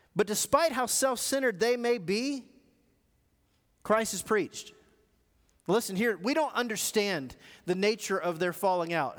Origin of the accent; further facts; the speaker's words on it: United States; I grew up in America, and I got kids who grew up in America.